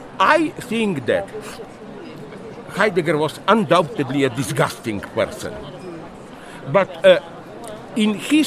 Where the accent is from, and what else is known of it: Slovenia; English is a second language